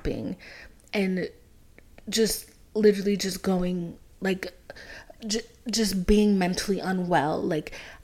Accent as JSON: {"language": "English", "country": "Haiti", "moved": "yes", "said": "I'm from Haiti, so, like, our whole family's from Haiti"}